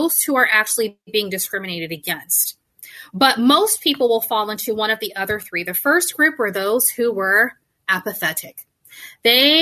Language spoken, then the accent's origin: English; Germany; now in United States; I wasn't born and raised in the United States. I was actually born and raised in Germany, so in Deutschland.